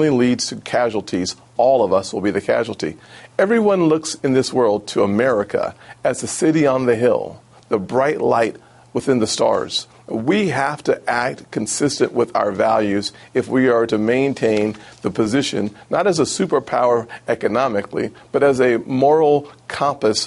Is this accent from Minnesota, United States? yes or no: no; Charleston, South Carolina, United States; In South Carolina, here in Charleston, my hometown